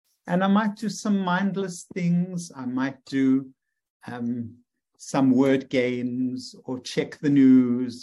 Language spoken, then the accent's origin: English; South Africa; moved away as an adult; now in United States; as I was growing up in South Africa